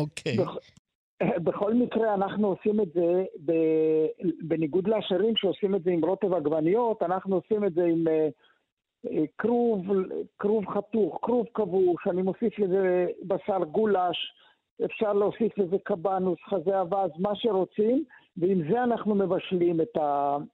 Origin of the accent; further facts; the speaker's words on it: Israel; אני גדלתי בקיבוץ